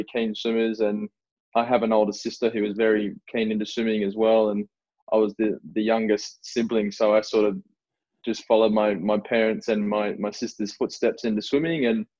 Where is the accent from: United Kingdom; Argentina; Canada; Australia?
Australia; Newcastle, New South Wales; also born or lived in Canberra; now in Gold Coast, Australia; here for about 10 years now. And before that, I spent 2 years in Canberra at the AIS, and then I was born and raised in Newcastle.